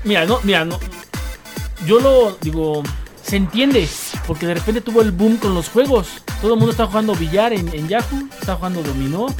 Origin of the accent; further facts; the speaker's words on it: Mexico; No somos muchos los mexicanos